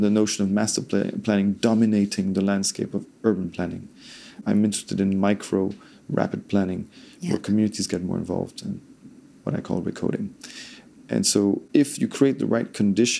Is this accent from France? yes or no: yes; France; I'm Danish and Italian. I grew up in France.